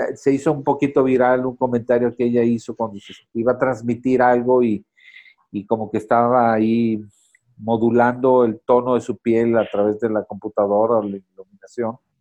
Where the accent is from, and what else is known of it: Mexico